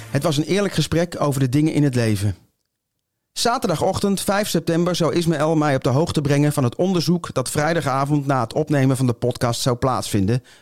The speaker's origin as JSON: {"language": "Dutch", "region": "Utrecht", "country": "Netherlands", "tie": "born or raised there", "also_born_or_lived": "Nijmegen", "said": "ik eh, ben geboren in Nijmegen in mijn jeugd in Utrecht en omgeving terechtgekomen."}